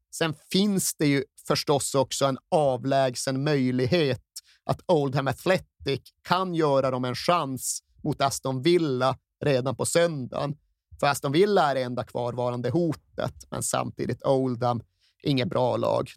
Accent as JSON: {"language": "Swedish", "town": "Malmberget", "region": "Norrbotten County", "country": "Sweden", "said": "jag satt hemma i Malmberget"}